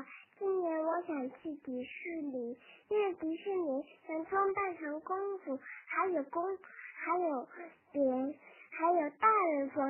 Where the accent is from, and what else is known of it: Beijing, China